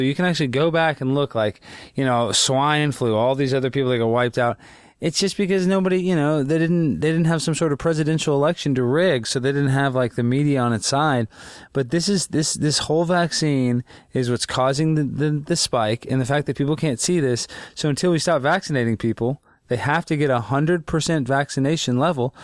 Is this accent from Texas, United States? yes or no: yes; Texas, United States; I didn't have a lot of Jewish friends too growing up in Texas